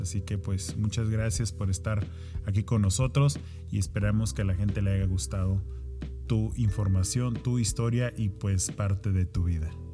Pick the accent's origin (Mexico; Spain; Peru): Mexico; now in United States; somos mexicanos